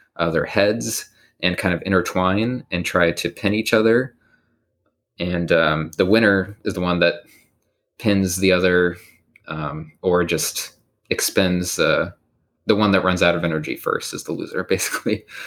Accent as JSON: {"language": "English", "town": "Bloomington", "region": "Indiana", "country": "United States", "tie": "born or raised there", "moved": "as an adult", "said": "I'm from Bloomington, Indiana"}